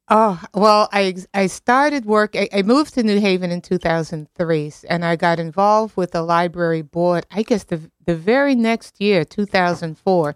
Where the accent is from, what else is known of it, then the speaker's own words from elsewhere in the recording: New York City, New York, United States; I grew up in Queens, Queens